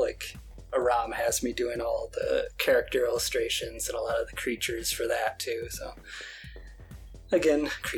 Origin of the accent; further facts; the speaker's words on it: New York, United States; also born or lived in Portland; now in Las Vegas, United States; I'm initially from New York, but I've moved all around and now I'm in Las Vegas.